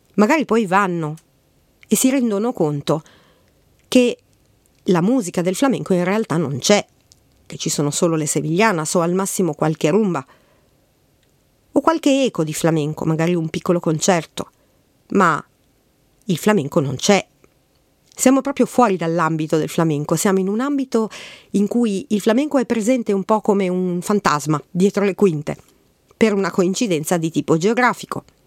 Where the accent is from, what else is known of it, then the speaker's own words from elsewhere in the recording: Milan, Lombardy, Italy; Io che sono di Milano